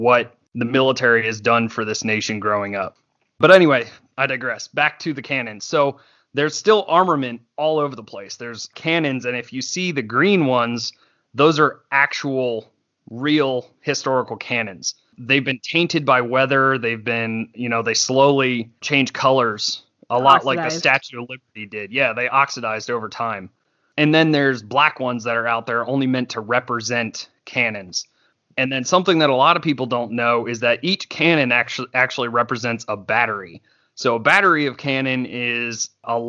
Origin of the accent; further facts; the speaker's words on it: Pennsylvania, United States; Being a kid growing up in Pennsylvania